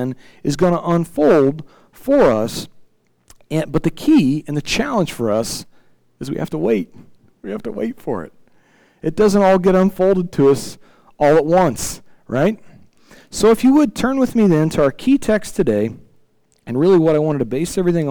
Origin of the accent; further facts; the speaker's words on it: Illinois, United States; I'm from Illinois